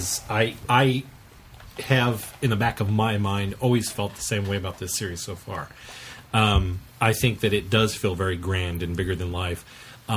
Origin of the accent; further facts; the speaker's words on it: Kansas, United States; we're from Kansas